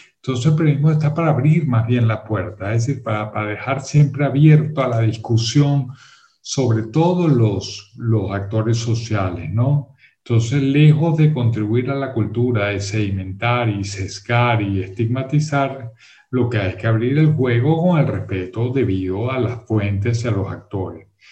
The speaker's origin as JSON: {"language": "Spanish", "country": "Venezuela", "said": "yo soy venezolano"}